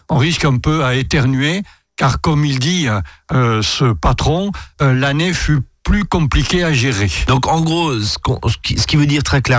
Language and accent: French; Alsace, Grand Est, France; sélection de Grenoble chez nous en Alsace.